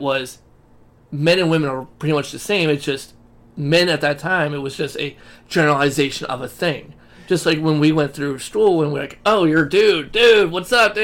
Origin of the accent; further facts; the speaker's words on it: United States; We're American